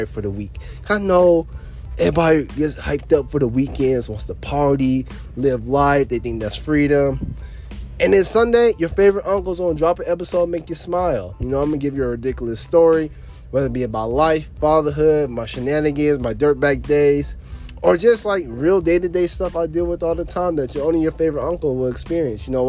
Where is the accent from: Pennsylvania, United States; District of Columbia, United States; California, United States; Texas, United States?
Texas, United States; moved away as an adult; now in Florida, United States; I'm no longer in my home state of Texas.